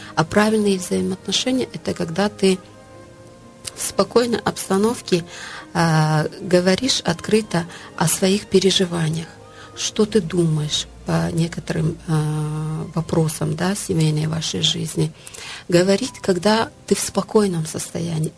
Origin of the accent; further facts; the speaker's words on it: Tajikistan; Это культура, в которой я выросла, в Средней Азии, в Таджикистане